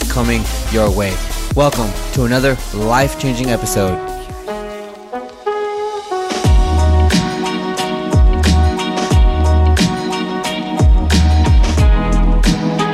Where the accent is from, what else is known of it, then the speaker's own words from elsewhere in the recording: Santa Barbara, California, United States; I was born in Santa Barbara, California.